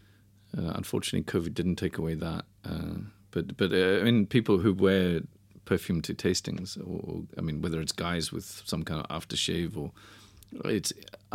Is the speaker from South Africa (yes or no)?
yes; South Africa; born there; So I was born in 69. And my parents went back probably about 4 months before I was born. So I was born in South Africa.